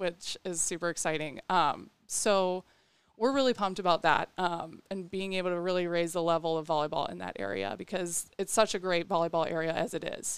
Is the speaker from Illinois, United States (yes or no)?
yes; Waukegan, Illinois, United States; I'm from Waukegan, Illinois, which is a north suburb of Chicago